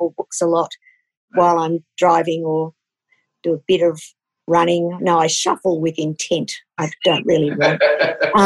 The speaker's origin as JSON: {"language": "English", "region": "Queensland", "country": "Australia", "tie": "born or raised there", "said": "I grew up in Queensland"}